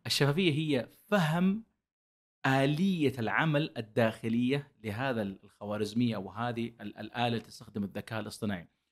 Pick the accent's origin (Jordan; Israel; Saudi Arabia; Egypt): Saudi Arabia; عندنا في السعودية